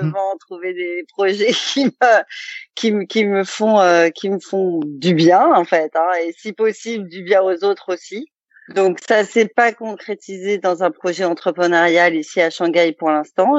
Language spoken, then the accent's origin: French; Alsace, Grand Est, France; Qu'on est alsacien, donc l'Allemagne on connaît un peu